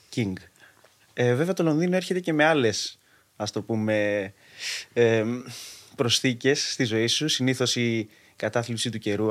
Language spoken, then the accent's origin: Greek; Athens, Attica, Greece; Γεννήθηκα μεγάλωσα στην Αθήνα